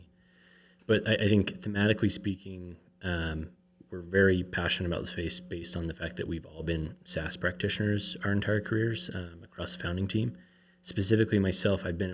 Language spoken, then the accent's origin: English; Colorado, United States; moved away as an adult; now in Utah, United States; I grew up in Colorado